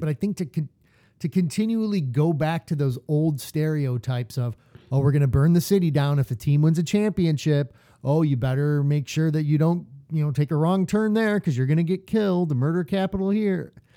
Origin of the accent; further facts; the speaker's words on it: Detroit, Michigan, United States; we're from Detroit